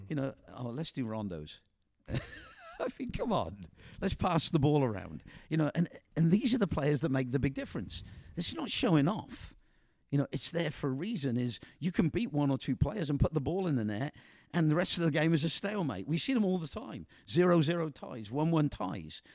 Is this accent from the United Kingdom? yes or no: yes; England, United Kingdom; moved away; a comedian that we grew up with in England.